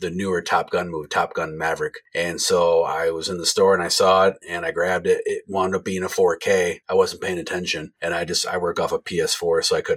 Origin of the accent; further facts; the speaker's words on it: Jackson, United States; from my hometown of Jackson, just 20 minutes north of where I live